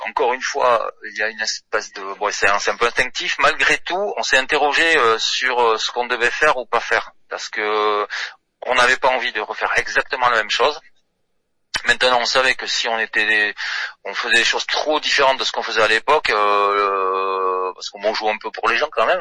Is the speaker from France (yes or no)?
yes; south-west France, France; on est du Sud-Ouest